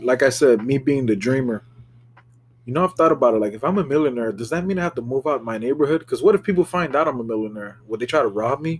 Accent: Miami, Florida, United States; Because he is from Broward. I was from Miami. But bringing up South Florida.

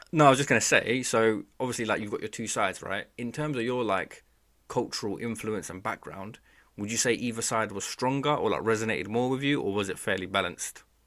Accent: Bangladesh; I'm from Bangladesh

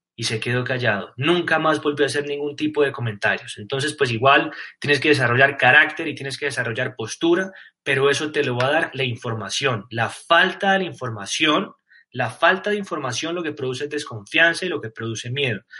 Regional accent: Colombia; no soy argentino, soy colombiano

